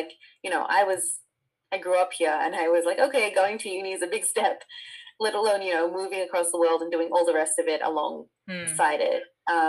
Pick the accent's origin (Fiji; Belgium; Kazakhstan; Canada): Fiji; I mean, I'm from Fiji and it's not so uncommon there either